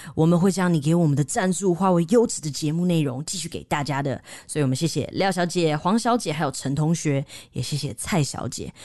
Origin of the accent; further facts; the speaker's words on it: Taiwan; 我们台湾人的文化里面